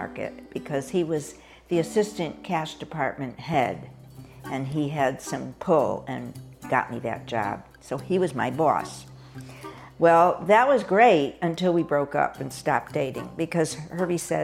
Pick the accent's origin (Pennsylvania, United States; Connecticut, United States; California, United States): Connecticut, United States; Hartford; born or raised there; moved away as an adult